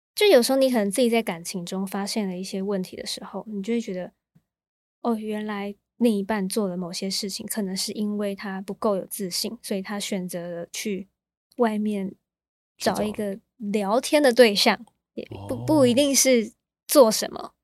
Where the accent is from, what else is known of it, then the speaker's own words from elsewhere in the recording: Taichung, Taiwan; also born or lived in Kaohsiung; 我在高雄出生，可是嗯。我一出生我就被带到台中了